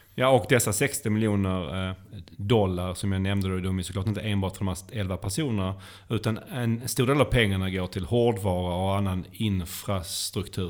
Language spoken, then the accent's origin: Swedish; Sweden; vi som svenskar